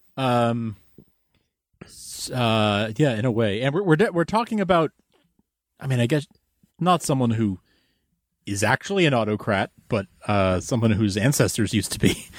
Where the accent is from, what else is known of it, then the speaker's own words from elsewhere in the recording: United States; as an American